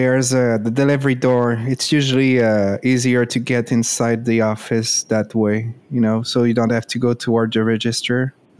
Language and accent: English; Louisiana, United States; Of course. I'm from Louisiana, you know?